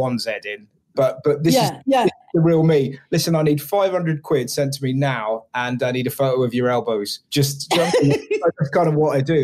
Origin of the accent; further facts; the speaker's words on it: England, United Kingdom; I'm from England